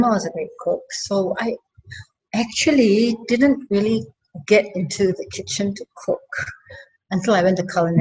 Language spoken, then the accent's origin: English; Singapore; I'm a kampung girl, first off. So I grew up in kampung